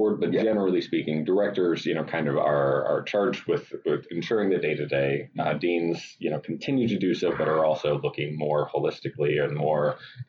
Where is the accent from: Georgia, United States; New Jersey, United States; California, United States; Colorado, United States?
Georgia, United States; Athens; moved away; I'm from Athens, Georgia.